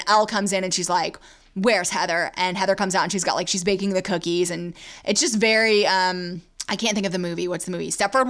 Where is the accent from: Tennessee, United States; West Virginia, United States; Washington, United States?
Tennessee, United States; Nashville; accent: Southern; Yes, I'm Southern. I was born in Tennessee, guys. Nashville.